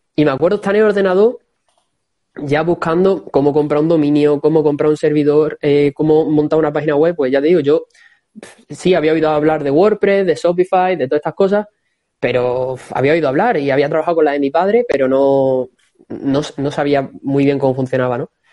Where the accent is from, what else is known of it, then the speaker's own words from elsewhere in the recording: Don Benito, Extremadura, Spain; moved away as an adult; now in Cáceres, Spain; soy de Don Benito, que actualmente estoy en Cáceres